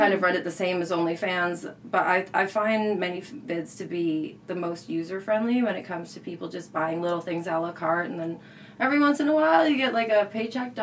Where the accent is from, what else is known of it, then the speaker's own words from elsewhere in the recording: Canada; we're Canadian.